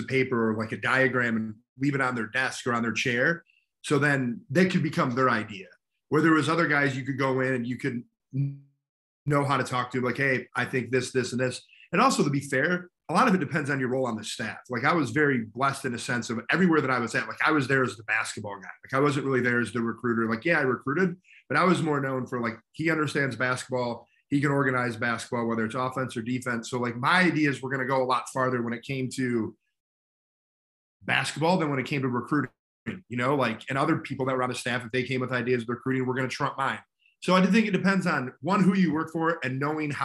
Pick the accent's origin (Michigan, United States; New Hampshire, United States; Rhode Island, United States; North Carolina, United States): Michigan, United States; Grand Blanc; moved away; I'm originally from Grand Blanc, Michigan, which is right outside of Flint. Obviously, a basketball hotbed when I was growing up.